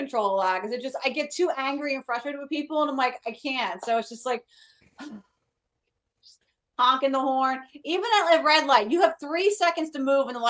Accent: Philadelphia, Pennsylvania, United States; moved away as an adult; also born or lived in New Jersey; now in Florida, United States; I come from the north. Like, I come from the Philadelphia area

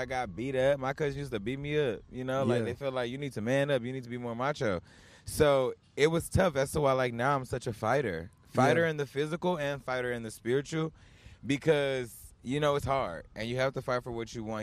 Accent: Houston, Texas, United States; moved away as an adult; now in Los Angeles, United States; Growing up in Houston

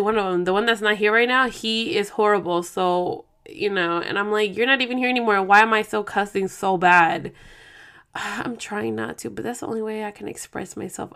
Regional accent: Oakland, California, United States; moved away; we're both from Oakland

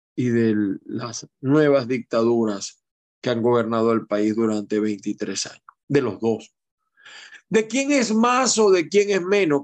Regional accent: Maracaibo, Zulia, Venezuela; cuando yo estaba chamo, yo viví un tiempo con mi mamá, mi hermano y mi abuela en Cecilia, en Costa, Maracaibo. Yo nací en Maracay, pero mi mamá eh, vivía en Maracaibo

